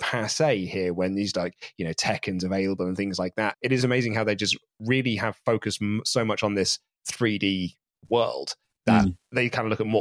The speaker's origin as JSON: {"language": "English", "town": "Reading", "region": "South East England", "country": "United Kingdom", "tie": "born or raised there", "said": "I grew up in Reading, like, so Berkshire way"}